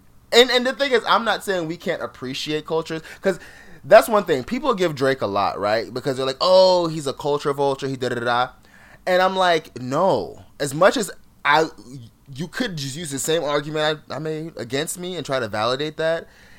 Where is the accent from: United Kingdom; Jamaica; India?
Jamaica; I'm not from Trinidad. I'm from Jamaica.